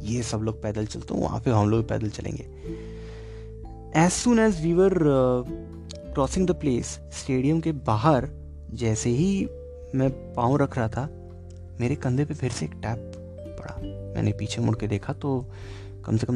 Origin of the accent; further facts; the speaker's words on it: Kolkata, West Bengal, India; मैंने कहा मैं कैलकटा से हूँ